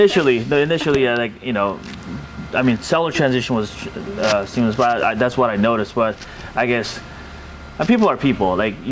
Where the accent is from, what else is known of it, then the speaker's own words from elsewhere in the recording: Temecula, California, United States; Like, I'm from Temecula, which is also a kind of like a subset of California AVA, you know, very small region.